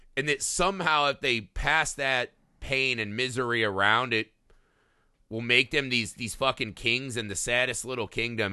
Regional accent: United States; as an American

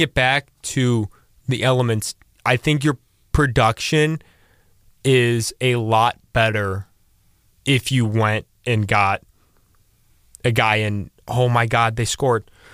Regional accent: Akron, Ohio, United States; I am from Akron, Ohio

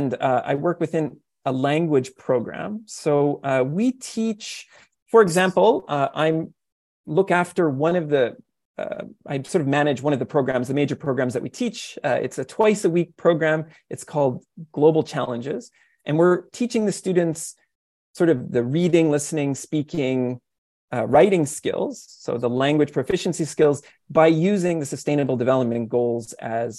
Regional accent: Canada; now in Japan; I'm a Canadian and I teach them about what I learned growing up

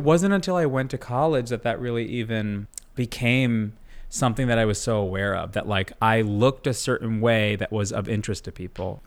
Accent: Long Island, New York, United States; also born or lived in Brooklyn; I, uh, grew up on Long Island

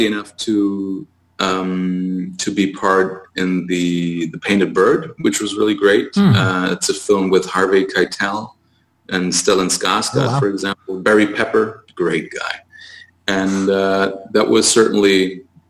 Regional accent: Heidelberg, Baden-Württemberg, Germany; my hometown in Heidelberg

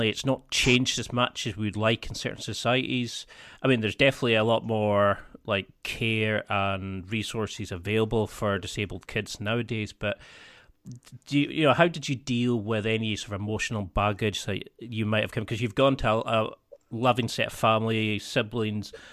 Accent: Scottish Highlands, Scotland, United Kingdom; I come from Scottish Highlands

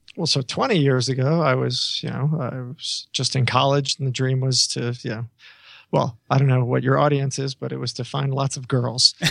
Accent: New York, United States; I always tell people I'm the New Yorker

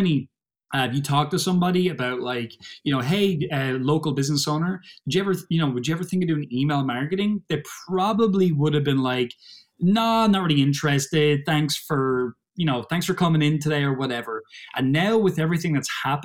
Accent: Ireland; I'm from Ireland. I ain't no Brit.

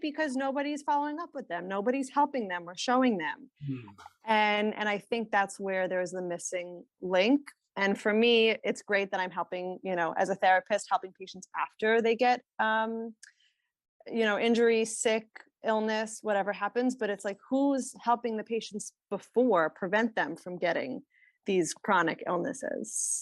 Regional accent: Rockland County, New York, United States; I grew up in kind of upstate New York, Rockland County, um, near New Jersey

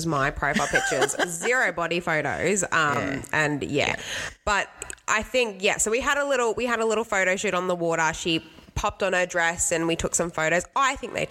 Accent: Brisbane, Queensland, Australia; We are from Brisbane

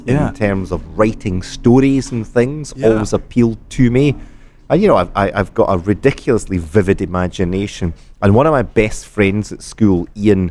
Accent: Scotland, United Kingdom; as a Scottish person

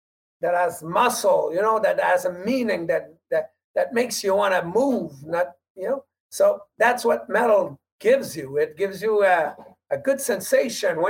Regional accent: Quebec, Canada; we speak French

